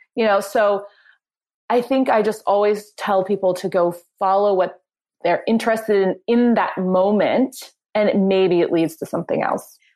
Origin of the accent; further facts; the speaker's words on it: Springfield, Missouri, United States; moved away as an adult; also born or lived in New York City; I moved back to my hometown of Springfield, Missouri